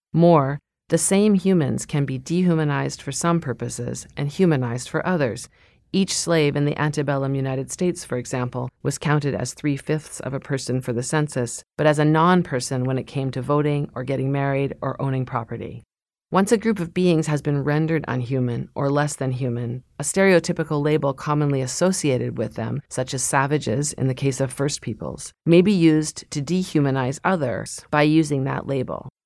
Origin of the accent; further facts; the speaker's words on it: Lower Mainland of British Columbia, Canada; moved away; I grew up in the Lower Mainland of British Columbia on traditional Stolo territory